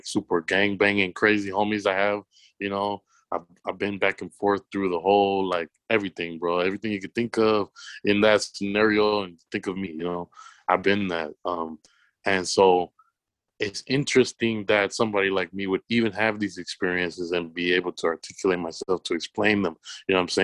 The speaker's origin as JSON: {"language": "English", "town": "Los Angeles", "region": "California", "country": "United States", "tie": "born or raised there", "said": "I'm a kid from South Central"}